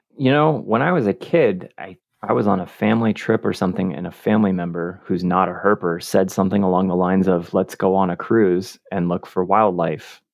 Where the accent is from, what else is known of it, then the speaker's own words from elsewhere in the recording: West Coast, United States; I'm from the West Coast